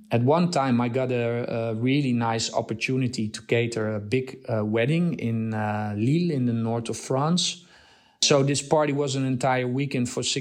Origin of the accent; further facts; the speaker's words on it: Nigeria; also born or lived in Netherlands; now in Amsterdam, Netherlands; I was born in Holland and I grew up in uh, Africa, in Nigeria.